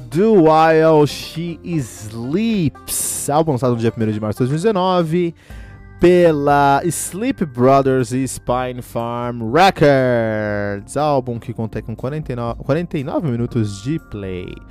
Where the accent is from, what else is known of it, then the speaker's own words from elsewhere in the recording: United States; Eu cresci nos Estados Unidos e, e, e, e ouvindo, e cresci ouvindo essas bandas